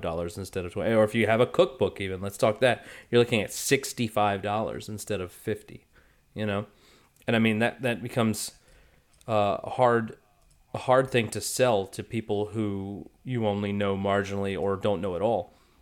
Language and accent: English; United States; I'm from the United States